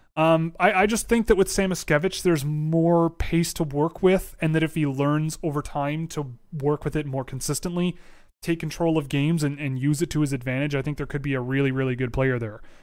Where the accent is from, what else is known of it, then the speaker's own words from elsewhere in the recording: Toronto, Ontario, Canada; I was born and raised in Toronto.